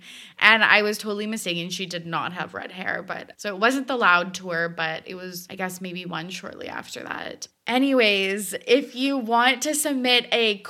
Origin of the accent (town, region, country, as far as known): Canada